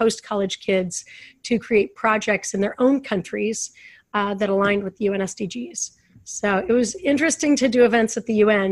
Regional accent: Idaho Falls, Idaho, United States; moved away as an adult; also born or lived in Utah; now in Los Angeles, United States; I was born and raised in Idaho Falls, Idaho.

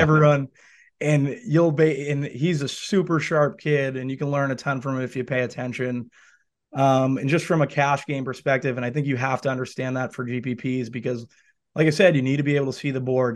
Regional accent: Boston, Massachusetts, United States; I grew up in the North End

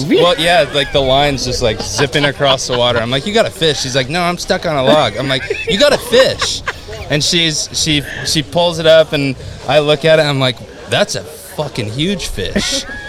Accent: Washington, United States

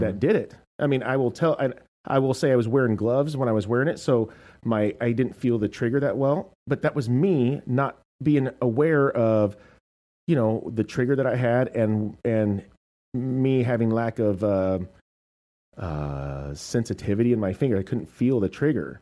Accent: United States; I'm American.

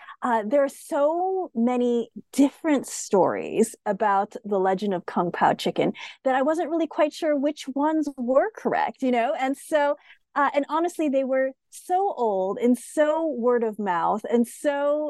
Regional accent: United States; as I said, I'm Asian American.

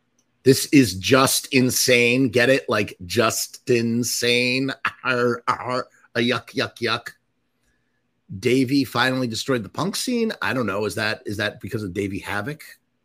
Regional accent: Pittsburgh, Pennsylvania, United States; Growing up in Pittsburgh, I've seen them countless times.

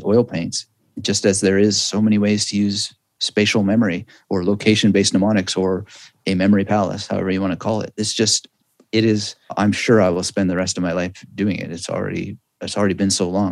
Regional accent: Canada; I'm Canadian, and you know, in Canada, we have bilingual culture, more or less.

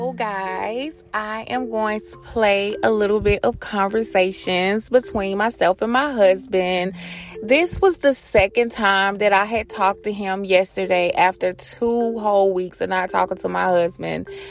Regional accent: Atlanta, Georgia, United States; I'm from Atlanta. I worked in the clubs.

